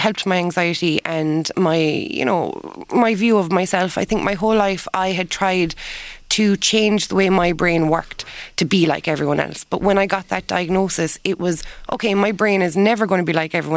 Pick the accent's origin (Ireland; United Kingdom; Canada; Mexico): Ireland; being Irish